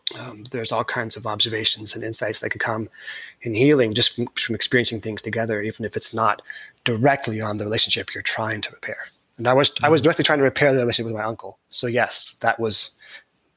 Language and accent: English; California, United States; I was born in California